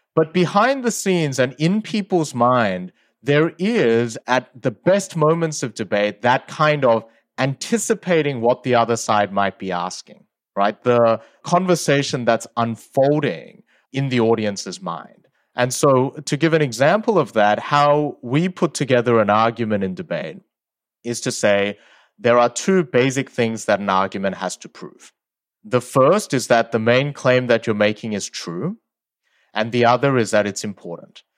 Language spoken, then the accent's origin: English; Sydney, New South Wales, Australia; English is a second language; also born or lived in South Korea; I moved when I was eight from South Korea to Australia, and I didn't speak English at the time